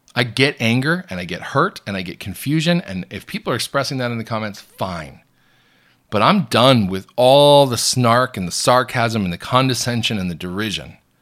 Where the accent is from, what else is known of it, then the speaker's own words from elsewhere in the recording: United States; I'm an American Catholic blogger and news commentator.